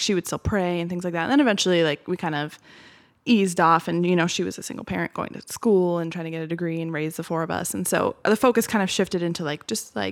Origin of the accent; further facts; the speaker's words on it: Beaverton, Oregon, United States; I grew up mostly in Beaverton.